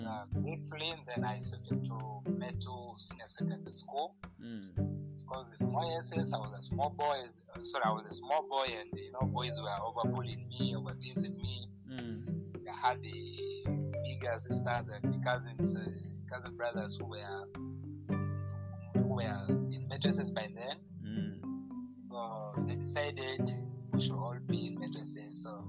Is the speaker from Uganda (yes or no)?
yes; Arua, Northern Region, Uganda; also born or lived in Gulu / Terego; I grew up in so many places around the country. I was born in Gulu. I moved to Arua. Then I started my primary, nursery and primary education from Arua Demonstration Primary School.